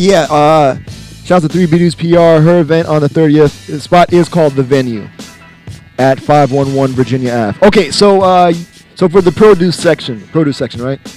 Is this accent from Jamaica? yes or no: yes; Jamaica; me being Jamaican